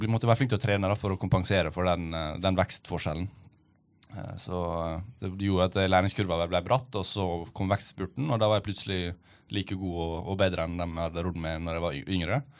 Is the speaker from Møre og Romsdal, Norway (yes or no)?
yes; Ålesund, Møre og Romsdal, Norway; Ja, jeg er 27 nå, og jeg begynte å ro når jeg var 11. Så jeg har tatt noen tak. Jeg begynte å ro i Ålesund, der jeg kommer fra.